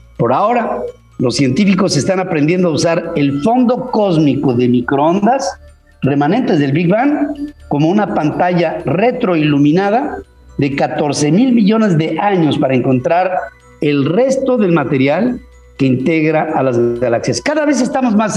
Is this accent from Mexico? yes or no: yes; Mexico; como mexicano